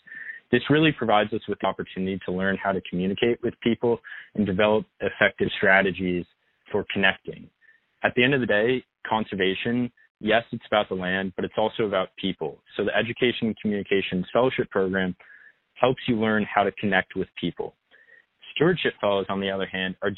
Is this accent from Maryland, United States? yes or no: yes; Bethesda, Maryland, United States; moved away as an adult; also born or lived in St. Louis, Missouri; I grew up in Bethesda, Maryland, which is right outside of Washington, D.C.